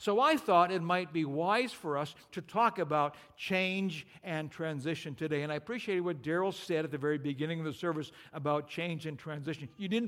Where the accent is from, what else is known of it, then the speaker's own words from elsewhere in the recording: Pinehurst, North Carolina, United States; And then they say, well, we're from Pinehurst, North Carolina.